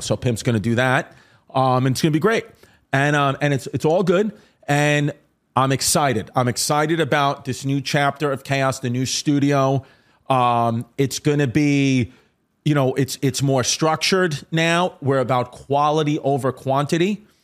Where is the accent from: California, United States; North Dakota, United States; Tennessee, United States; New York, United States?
New York, United States; New York City; I'm from Staten Island.